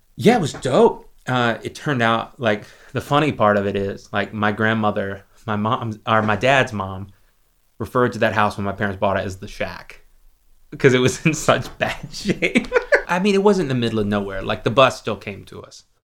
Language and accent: English; Lexington, South Carolina, United States; my hometown is a town called Lexington, South Carolina.